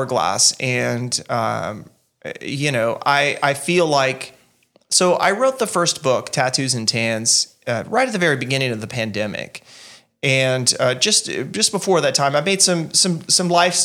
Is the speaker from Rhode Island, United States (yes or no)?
no; Eunice, Louisiana, United States; moved away as an adult; also born or lived in Mongolia / Virginia; now in Belgium; my hometown